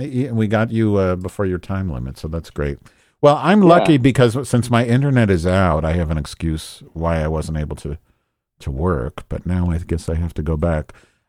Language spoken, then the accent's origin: English; Chicago, Illinois, United States; I'm from Chicago.